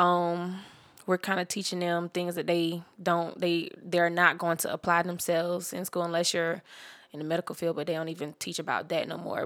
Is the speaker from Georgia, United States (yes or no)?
no; Jacksonville, Florida, United States; I'm originally from Jacksonville, Florida